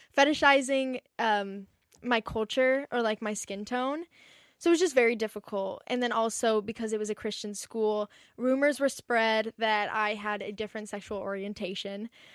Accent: Encinitas, California, United States; I grew up in Encinitas, which is, like, a small little beach town

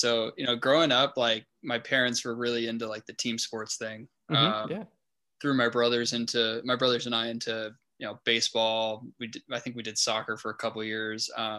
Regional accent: El Cajon, California, United States; also born or lived in La Jolla; I'm from El Cajon, went to school in El Cajon, but we moved out to La Jolla like a couple years ago.

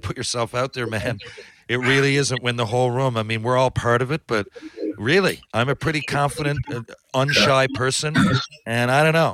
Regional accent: St. John's, Newfoundland and Labrador, Canada; I'm from St. John's

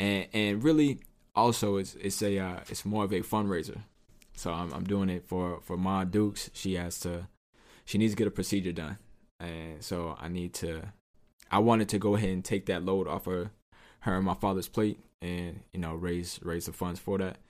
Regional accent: Southern California, United States; I'm from Southern California

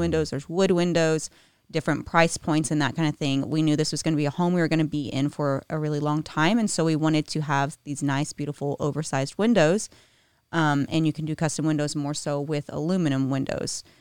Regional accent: Texas, United States; moved away as an adult; now in Nashville, United States; I grew up in Texas.

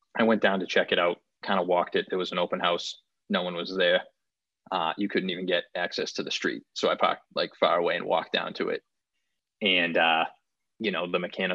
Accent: Wakefield, Massachusetts, United States; I grew up in Wakefield, Mass. So that was like 10 miles outside of the city of Boston

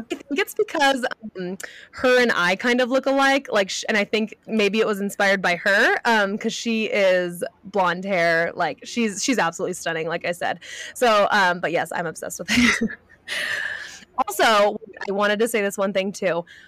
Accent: California, United States; moved away; I grew up in California.

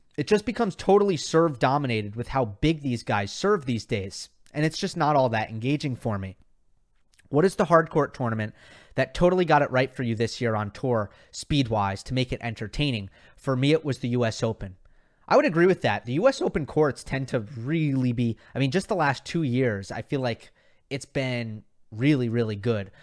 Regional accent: New York, United States; I grew up in New York, so my tennis tournament was the U S Open

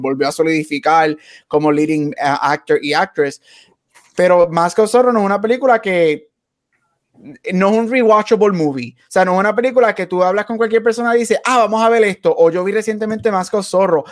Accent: Puerto Rico; Nosotros somos obviamente nacidos y criados en Puerto Rico

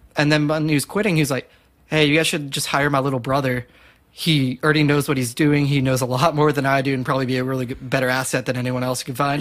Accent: Southlake, Texas, United States; in high school I was working at this gelato shop in my hometown of Southlake

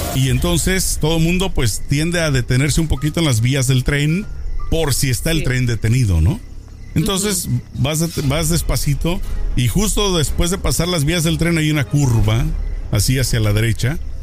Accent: Jalisco, Mexico; yo soy de Jalisco, entre Guadalajara eh, y, el pueblo de donde nosotros crecimos, de donde somos, está pues cerca, ¿no? De Guadalajara al

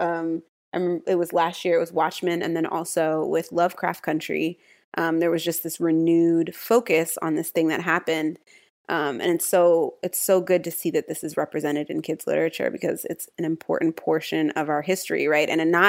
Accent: Virginia Beach, Virginia, United States; moved away as an adult; now in Philadelphia, United States; So I'm from Virginia Beach, but I'm also living in Philly and inundated with the snow right now.

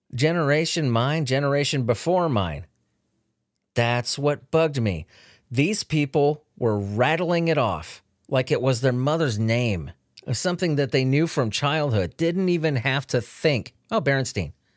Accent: Chula Vista, California, United States; Chula Vista, where I grew up

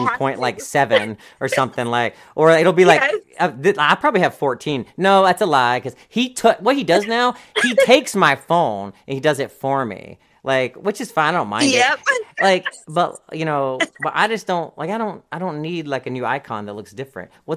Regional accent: the South, United States; I'm from the South

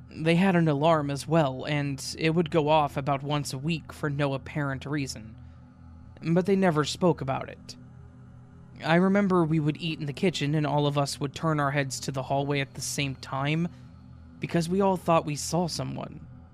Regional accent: Denmark; English is a second language; I'm from Denmark, so my grammar isn't going to be perfect, but I'll try my best.

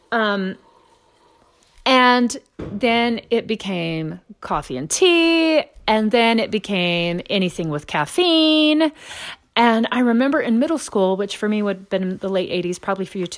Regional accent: Texas, United States; also born or lived in Louisiana / Memphis, Tennessee; I grew up in East Texas. I grew up in Louisiana. Um, did a stint in Memphis, Tennessee, which isn't quite as deep as the others. But I grew up in the Deep South

